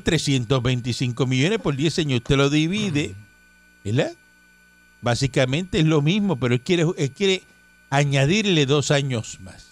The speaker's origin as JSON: {"language": "Spanish", "country": "Cuba", "moved": "yes", "lives_now": "Puerto Rico", "said": "Yo no soy boricua, yo soy cubano"}